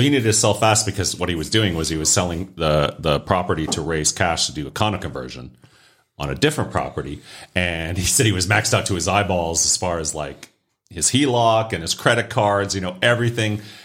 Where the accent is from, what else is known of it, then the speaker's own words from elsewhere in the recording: northern Maine, United States; moved away; my hometown borders Canada. We have a twenty-four hour Canadian border. crossing.